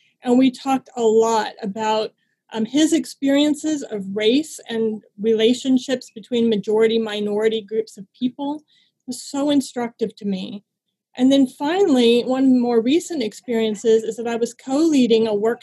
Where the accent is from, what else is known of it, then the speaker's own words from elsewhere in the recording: Southern California, United States; I grew up in Southern California in the desert and about 10 miles north of the Mexican border